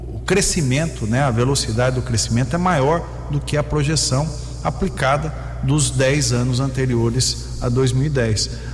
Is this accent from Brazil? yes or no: yes; Brazil; como brasileiro